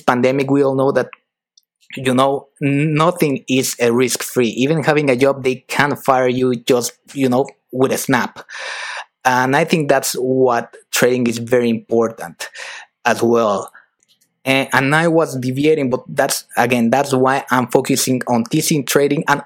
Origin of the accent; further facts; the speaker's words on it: Mexico; moved away as an adult; also born or lived in United Kingdom / France; I'm originally from Mexico